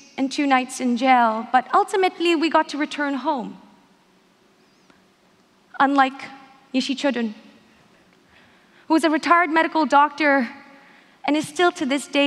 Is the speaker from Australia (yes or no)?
no; South India, India; moved away; I was born in South India as a stateless refugee